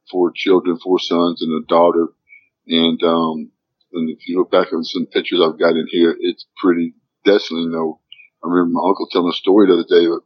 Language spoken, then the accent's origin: English; Arkansas, United States; growing up here in Arkansas was tough.